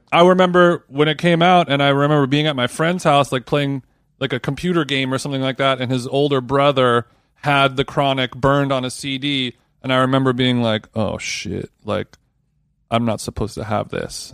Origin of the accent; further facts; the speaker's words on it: Southern California, United States; I was from Southern California